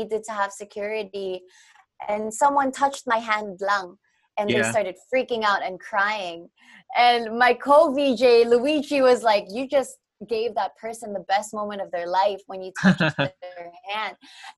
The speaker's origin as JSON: {"language": "English", "country": "Canada", "tie": "born or raised there", "moved": "yes", "lives_now": "Philippines", "said": "I grew up in Canada, so I learned Tagalog through OPM"}